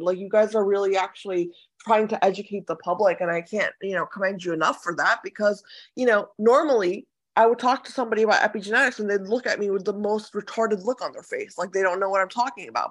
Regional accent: Ohio, United States; moved away; also born or lived in San Diego; I, I grew up in Ohio as well

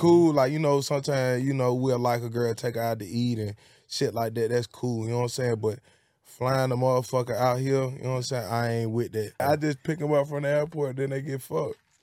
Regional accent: Birmingham, Alabama, United States; also born or lived in Bessemer, Alabama; from Birmingham, Alabama, and, uh, it's Pratt City. I'm from Pratt City and Bessemer.

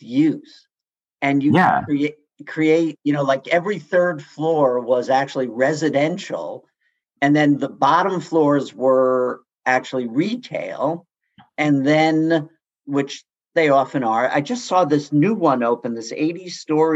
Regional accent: New York City, New York, United States; I grew up in Queens and there was LEFRAC City.

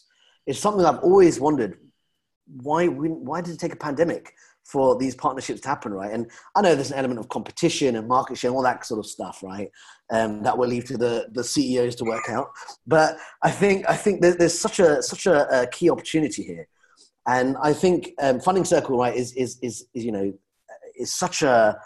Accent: London, United Kingdom; being a Londoner

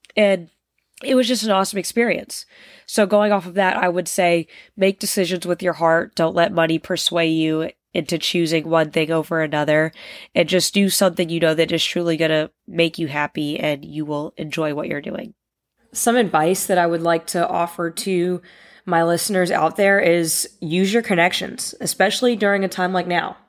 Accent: Northern Virginia, United States; I grew up in the Northern Virginia area

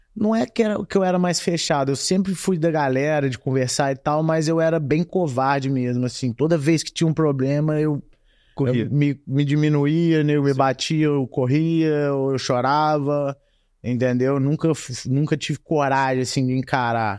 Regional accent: Juiz de Fora, Minas Gerais, Brazil; moved away as an adult; also born or lived in Muriaé; now in United States; nasci e fui criado em Juiz de Fora até meus 18 anos.

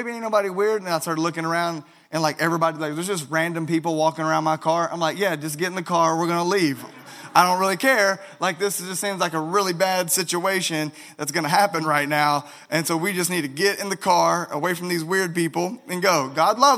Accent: Arkansas, United States; moved away; I'm from Arkansas, so I'll just go ahead and give that away. You know, the accent will follow

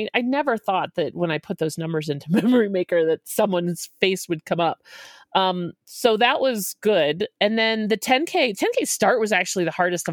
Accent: Boston area, Massachusetts, United States; now in Denver, United States; The marathon starts the city over from where I grew up. I drove over the start line twice a week for my whole childhood

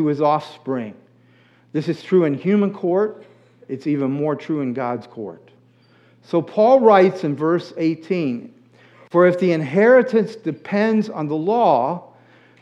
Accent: United States; I was born in the United States

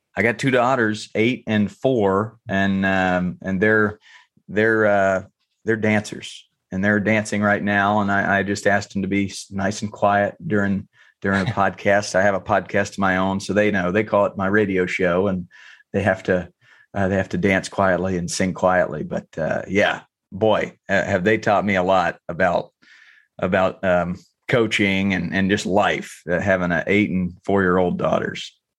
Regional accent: North Carolina, United States; I grew up in North Carolina

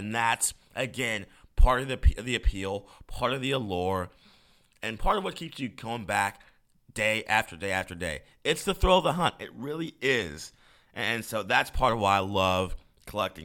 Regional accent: Tucker, Georgia, United States; my hometown of Tucker, Georgia

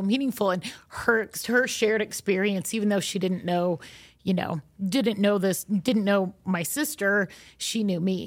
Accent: Utah, United States; we're from Utah, so most of our experiences are related to the L D S faith and are rooted in our local traditions here

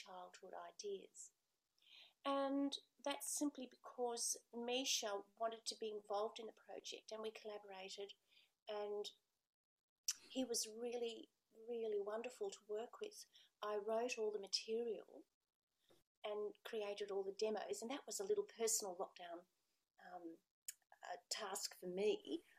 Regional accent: Australia; born or raised there

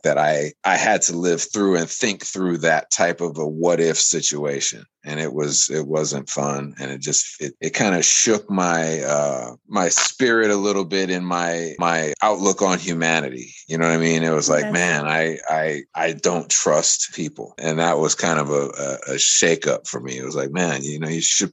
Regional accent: United States; I come from America

